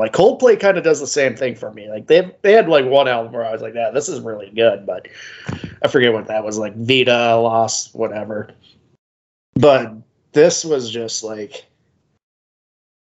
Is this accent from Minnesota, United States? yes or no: yes; St. Cloud, Minnesota, United States; we're from St. Cloud, so we're hours away from Duluth and Lake Superior.